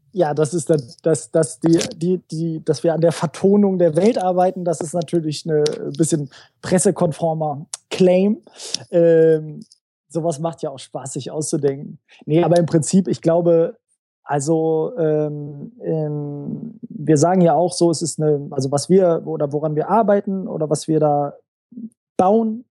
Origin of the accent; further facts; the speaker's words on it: Göttingen, Lower Saxony, Germany; moved away as an adult; now in Hamburg, Germany; Ich komme äh, ursprünglich aus Göttingen